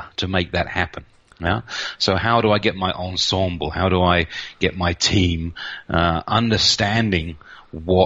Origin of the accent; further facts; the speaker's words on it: United Kingdom; moved away as an adult; also born or lived in Reading; now in Nuremberg, Germany; I'm a British guy. I moved down here about 24 years ago now, so I'm pretty Central European now